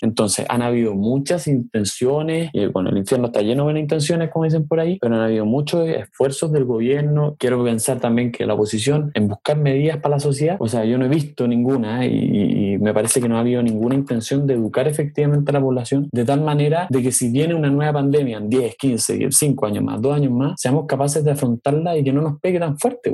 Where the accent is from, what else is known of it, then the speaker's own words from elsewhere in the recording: Chile; nosotros como chilenos